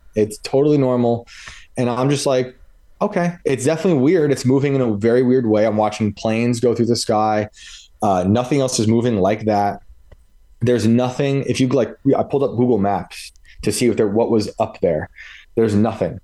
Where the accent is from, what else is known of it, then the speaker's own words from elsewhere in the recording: West Point, New York, United States; accent: Yankee; I grew up in West Point, New York